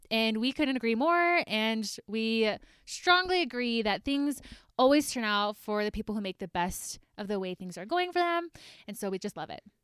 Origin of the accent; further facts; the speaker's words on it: Georgia, United States; moved away as an adult; also born or lived in Idaho; now in Salt Lake City, United States; I grew up in Georgia